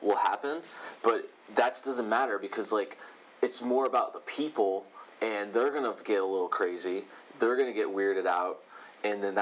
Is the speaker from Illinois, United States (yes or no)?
yes; East St. Louis, Illinois, United States; moved away; I was born and raised in Illinois